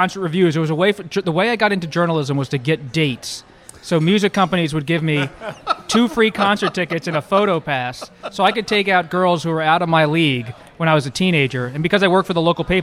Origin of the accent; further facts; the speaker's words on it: Philadelphia, Pennsylvania, United States; I grew up in the Philadelphia area